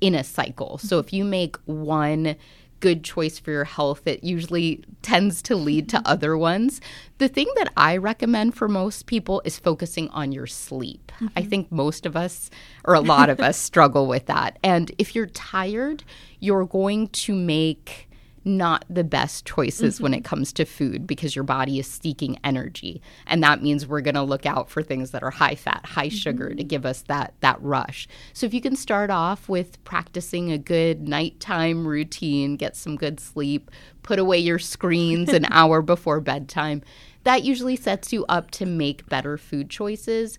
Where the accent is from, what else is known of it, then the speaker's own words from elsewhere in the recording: Washington, District of Columbia, United States; moved away as an adult; also born or lived in Alaska / Tuba City, Arizona; I'm originally from the Washington, D.C. area, but I've kind of moved around, worked in Alaska, and most recently I came from Tuba City.